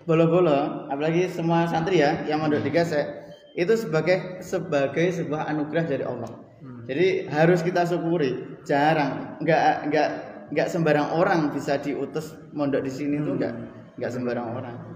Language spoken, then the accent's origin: Indonesian; Gadungan, East Java, Indonesia; Riwayat pendidikan dulu alhamdulillah pernah TK, kemudian SD di desa Gadungan. Nama desa saya Gadungan.